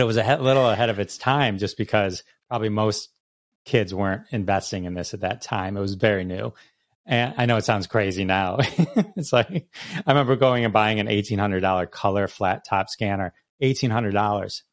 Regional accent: Farmington Hills, Michigan, United States; I grew up, uh, Farmington Hills. It's a suburb of Detroit

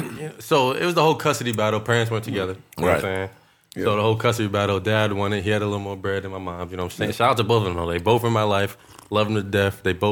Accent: Worcester, Massachusetts, United States; I'm from Worcester, Massachusetts, but I say Boston because nobody knows where the hell Worcester

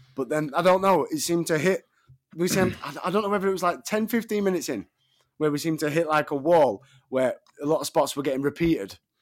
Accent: Sheffield, Yorkshire and the Humber, United Kingdom; Sheffield, my hometown

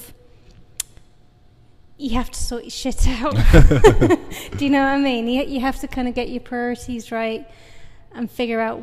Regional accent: United Kingdom; I'm a British artist.

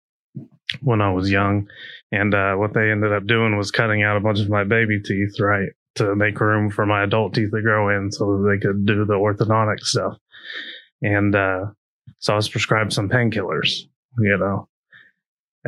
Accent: Tulsa, Oklahoma, United States; I grew up in Tulsa, Oklahoma

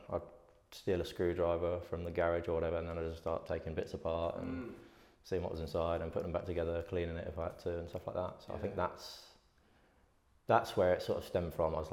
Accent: Isle of Wight, South East England, United Kingdom; I grew up on the Isle of Wight

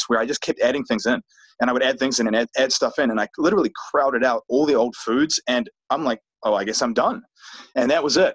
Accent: New Zealand; moved away as an adult; now in United States; here I am now from New Zealand, living in the US

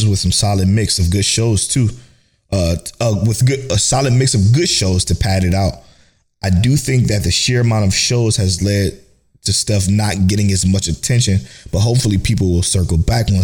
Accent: Cleveland, Ohio, United States; we're from Cleveland

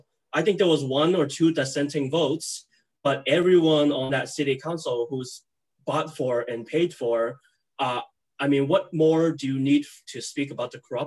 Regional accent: San Francisco, California, United States; Yeah, I grew up in San Francisco. My parents came to America essentially 33, 34 years ago from China, from mainland China, not too far from Hong Kong.

